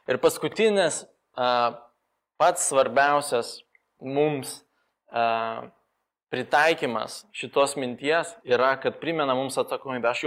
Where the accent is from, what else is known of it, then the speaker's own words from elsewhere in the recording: Moldova; Lithuanian is a second language; now in Lithuania; aš gyviau, gimiau Moldovoje ir ten visi kalba jau dviem kalbom, po to išmoksta angliškai dar mokykloje